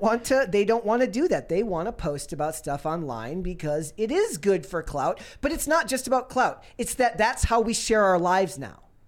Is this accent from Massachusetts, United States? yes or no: no; Minnesota, United States; growing up in Minnesota